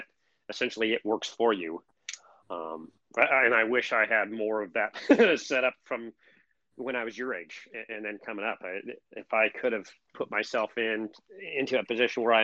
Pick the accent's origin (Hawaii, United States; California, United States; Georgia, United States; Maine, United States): California, United States; Riverside; originally I grew up in Riverside is right next door to San Bernardino